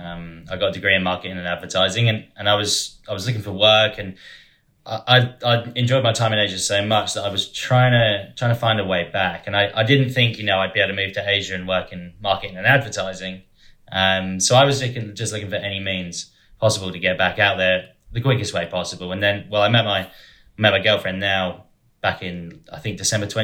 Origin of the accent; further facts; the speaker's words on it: Dover, South East England, United Kingdom; moved away as an adult; also born or lived in China; I'm from Dover in Kent